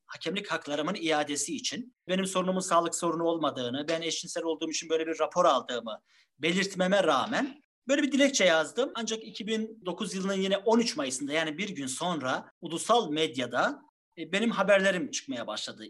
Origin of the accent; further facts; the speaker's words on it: Trabzon, Turkey; 1976 Trabzon doğumluyum.